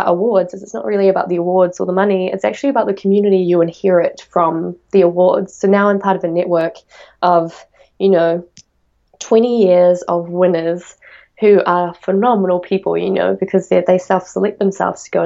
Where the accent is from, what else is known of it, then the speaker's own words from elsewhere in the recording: Auckland, New Zealand; where I'm from in my hometown, it's the biggest city in New Zealand